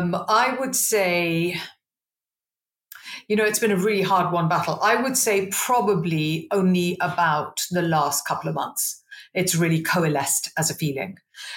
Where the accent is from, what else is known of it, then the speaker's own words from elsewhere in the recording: India; I always laugh and say, you know, I'm an Indian, so my choices were doctor, lawyer, accountant, marriage or death type thing.